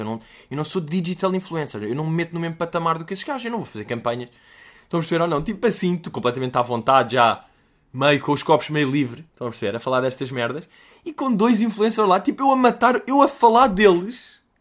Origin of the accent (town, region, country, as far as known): Portugal